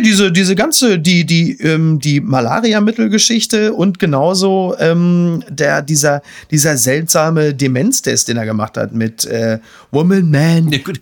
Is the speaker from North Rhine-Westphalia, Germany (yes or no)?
yes; Castrop-Rauxel, North Rhine-Westphalia, Germany; ich komme aus dem Ruhrgebiet, in meiner Heimatstadt Kastrop-Rauxel